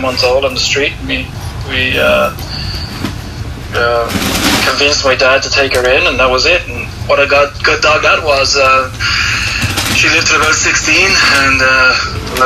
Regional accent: Dublin, Leinster, Ireland; I'm from Dublin, Ireland

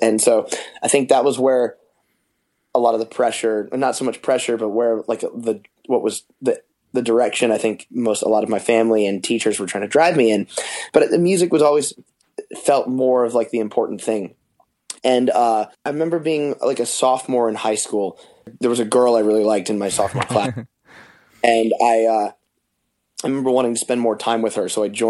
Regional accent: Detroit, Michigan, United States; born there; So I was born in Detroit.

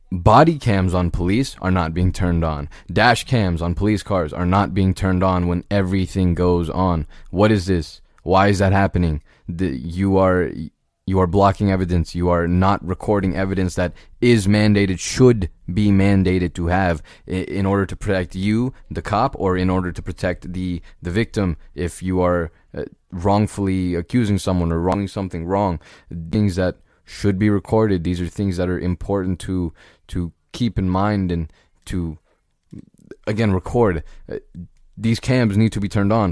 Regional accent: United States; an American citizen, uh, born and raised

